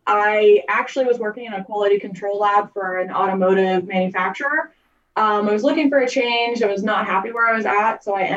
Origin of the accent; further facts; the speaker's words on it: Uniontown, Pennsylvania, United States; now in Belle Vernon, United States; I'm the lab manager at Penn Health. I'm originally from Uniontown, Pennsylvania, but I currently live in Bell Vernon.